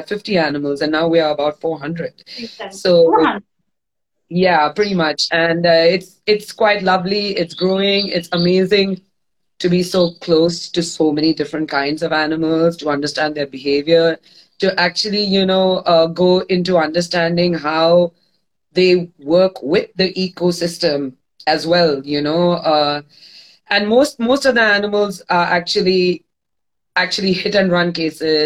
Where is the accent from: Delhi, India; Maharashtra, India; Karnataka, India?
Maharashtra, India; Mumbai; moved away as an adult; now in Goa, India; I'm born and brought up in Bombay. I'm a thoroughbred city girl.